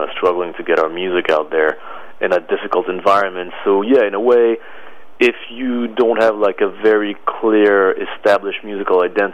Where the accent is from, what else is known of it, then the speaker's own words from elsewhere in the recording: Paris, Île-de-France, France; moved away as an adult; also born or lived in Boston, United States; now in New York, United States; I was born in Paris, France in 1973. I moved to the States at the age of 20